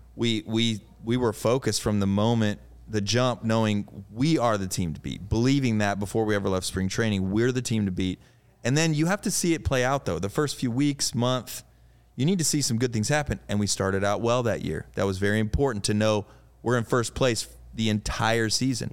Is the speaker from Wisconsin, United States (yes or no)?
no; Eureka, Illinois, United States; I grew up in Illinois, right? So I just have this Midwest kid in me